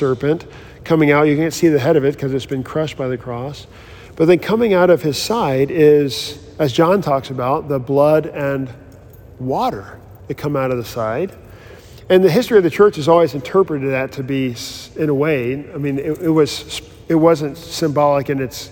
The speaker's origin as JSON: {"language": "English", "country": "United States"}